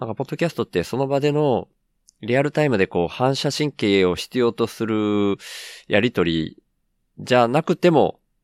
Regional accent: Miyazaki, Japan; also born or lived in Tokyo; 東京から地元の宮崎に帰ってきて

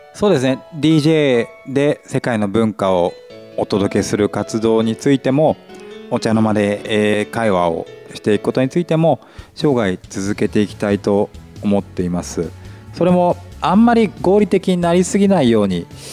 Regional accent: Nagaoka, Niigata, Japan; moved away as an adult; also born or lived in Tokyo; 長岡の白丸で生まれ育って

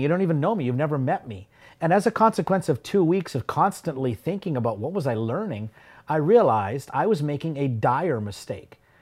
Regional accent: Yorkton, Saskatchewan, Canada; growing up in Yorkton

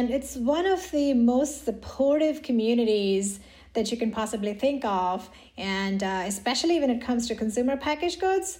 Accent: India; moved away as an adult; now in United States; In India. So I grew up in India. I did my undergrad in India.

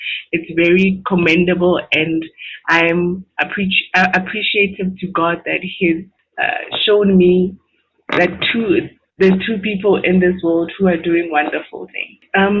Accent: South Africa; I am from South Africa.

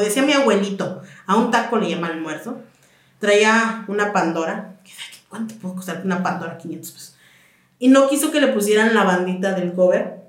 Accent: Michoacán, Mexico; moved away; mi mamá eh, es de, bueno, somos de Michoacán

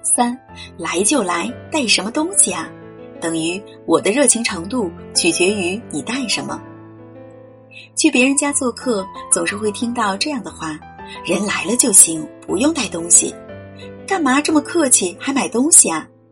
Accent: China; 我们中国人都是比较讲究情面的

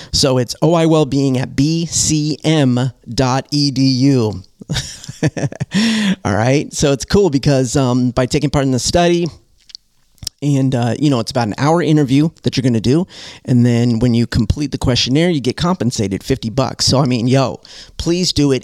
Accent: Southern California, United States; now in Detroit, United States; I come from Southern California

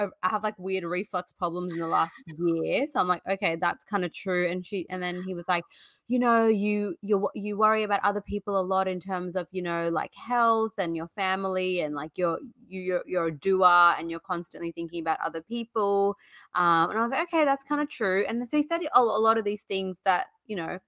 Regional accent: South India, India; I'm actually from South India too

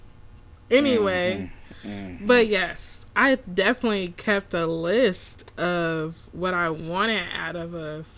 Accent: Chicago, Illinois, United States; I grew up in Chicago

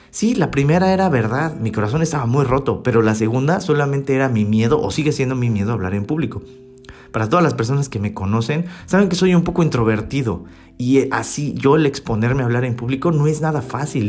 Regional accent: Mexico City, Mexico; moved away as an adult; also born or lived in Baden, Switzerland; como buen mexicano de la Ciudad de México

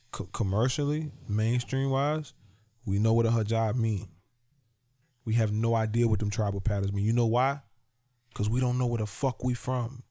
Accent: Virginia, United States; I'm from Virginia

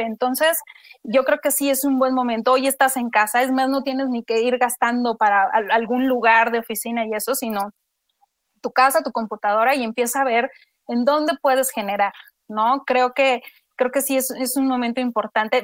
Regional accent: Mexico

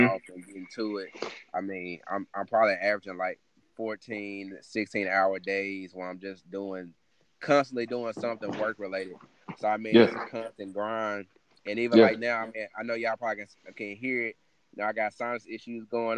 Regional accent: Plainsville, Mississippi, United States; also born or lived in Tupelo, Mississippi; I'm originally from Plainsville, Mississippi, which ain't even on a map

